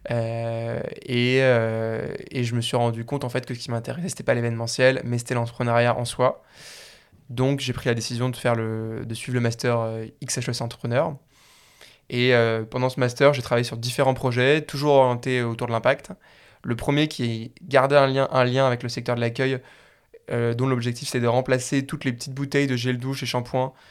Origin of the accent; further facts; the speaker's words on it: Paris, Île-de-France, France; moved away as an adult; also born or lived in Suresnes / Lausanne; j'ai grandi à Paris, ensuite je suis parti à Lausanne